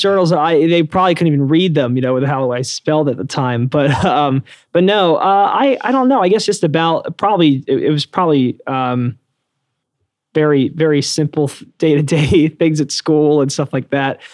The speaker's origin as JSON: {"language": "English", "area": "Bucks County", "region": "Pennsylvania", "country": "United States", "tie": "born or raised there", "also_born_or_lived": "Los Angeles", "moved": "as an adult", "lives_now": "New York City, United States", "said": "I grew up in uh, Bucks County, Pennsylvania, so a suburb of Philadelphia, so not too far away."}